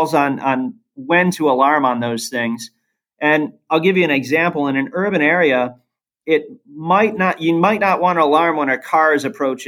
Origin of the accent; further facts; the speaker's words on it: Ohio, United States; my brother and I are both born and raised in Ohio.